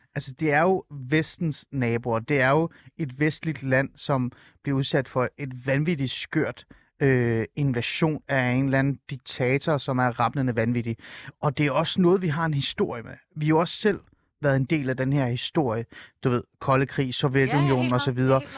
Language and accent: Danish; Helsingør, Capital Region of Denmark, Denmark; Jeg voksede op i Helsingør øh, mm. og gik på Helsingør Gymnasie